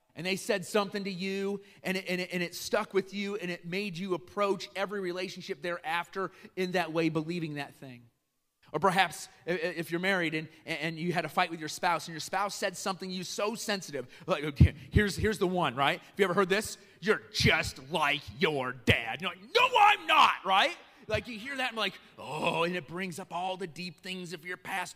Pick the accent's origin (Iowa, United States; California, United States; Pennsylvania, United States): Iowa, United States; also born or lived in Chicago; now in Kenosha, United States; I didn't grow up in Kenosha. I grew up in Iowa